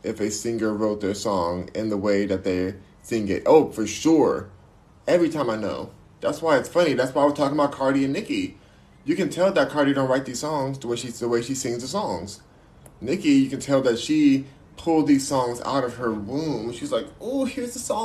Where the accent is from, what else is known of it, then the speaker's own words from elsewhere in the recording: United States; My race is American! I'm American!